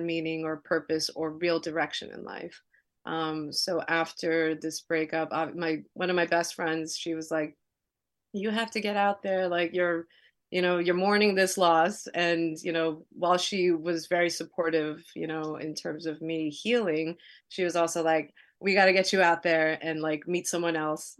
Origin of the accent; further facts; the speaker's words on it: New York City, New York, United States; also born or lived in New Jersey; I grew up in Queens, New York, uh, in Elmhurst